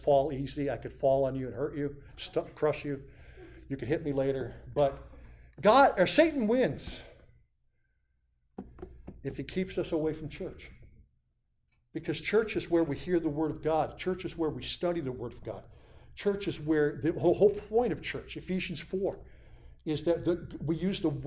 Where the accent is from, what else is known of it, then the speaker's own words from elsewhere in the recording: Montrose, Pennsylvania, United States; moved away as an adult; now in Lackawanna County, United States; my hometown